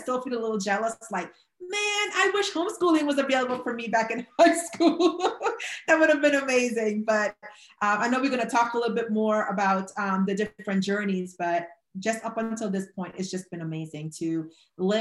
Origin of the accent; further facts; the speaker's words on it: Trinidad & Tobago; moved away; originally, I am from Trinidad and Tobago in the Caribbean.